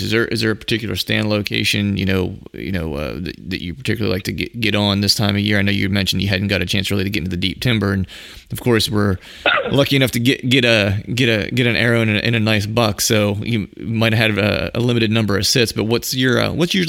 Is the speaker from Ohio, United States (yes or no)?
no; Pennsylvania, United States; reporting from my home state, the Keystone State, Pennsylvania